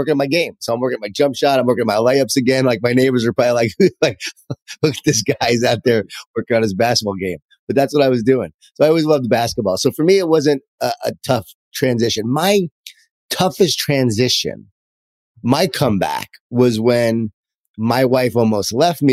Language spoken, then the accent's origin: English; Long Island, New York, United States; born or raised there